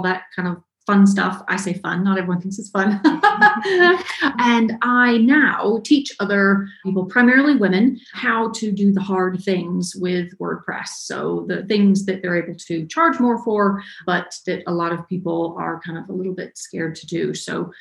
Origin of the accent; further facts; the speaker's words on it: Ellijay, Georgia, United States; I'm from a very small town in North Georgia. It's called Ellijay. Tiny, tiny little town. Grew up there, kind of born and raised in Georgia.